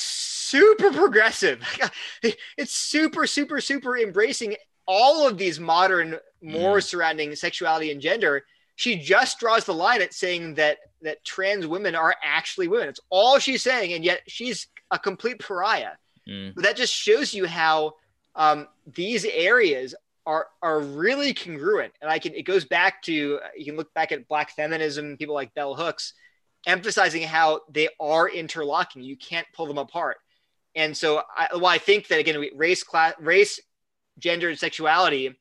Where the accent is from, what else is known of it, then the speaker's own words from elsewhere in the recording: United States; now in North Carolina, United States; I love being an American